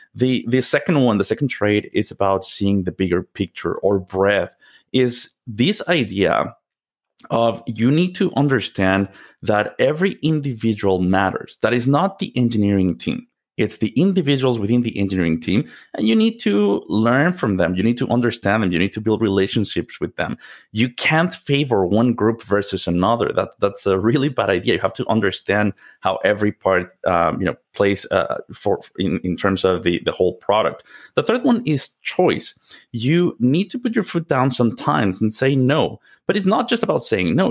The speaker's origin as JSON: {"language": "English", "region": "Mexico City", "country": "Mexico", "moved": "yes", "said": "I'm originally from Mexico. Mexico City is home for me"}